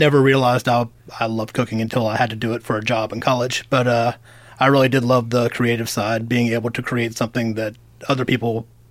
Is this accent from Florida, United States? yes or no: yes; Jacksonville, Florida, United States; moved away as an adult; now in Gainesville, United States; I'm from Jacksonville.